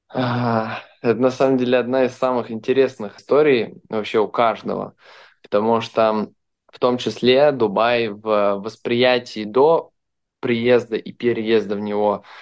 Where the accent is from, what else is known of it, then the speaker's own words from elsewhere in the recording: Belarus; now in Dubai, United Arab Emirates; Я сам из Беларуси